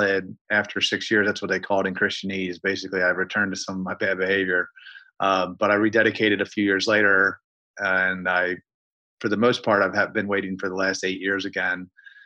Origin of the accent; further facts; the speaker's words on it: Baltimore, Maryland, United States; I'm from Baltimore, Maryland